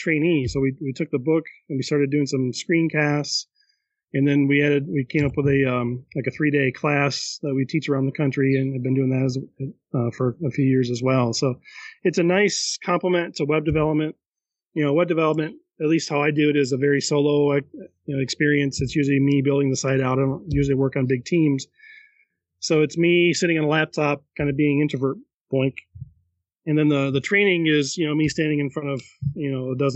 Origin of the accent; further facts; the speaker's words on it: Holland, Michigan, United States; we're from Holland, Michigan.